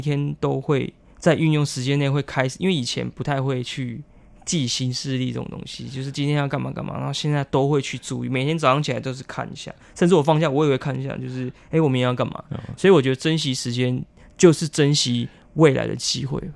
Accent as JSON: {"language": "Chinese", "town": "Dawu", "region": "Taitung County", "country": "Taiwan", "tie": "born or raised there", "first_language": "Paiwan", "second_language": "Chinese", "moved": "yes", "lives_now": "Taipei, Taiwan", "said": "我的家乡，因为我家乡隔壁是一个叫大鸟村， 哦 因为大武很多老鹰"}